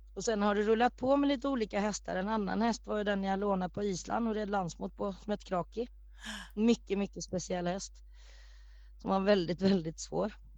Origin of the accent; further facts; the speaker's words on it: Norway; moved away; Jag är född i Norge